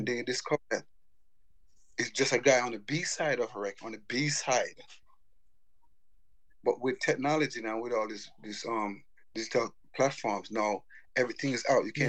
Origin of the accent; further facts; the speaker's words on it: United States; I grew up in the States